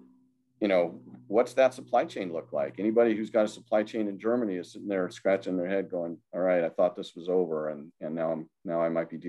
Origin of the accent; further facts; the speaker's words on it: Ireland; Sorry, I'm not even Italian, and I'm waving my hands all over the place. I'm Irish, but that's okay.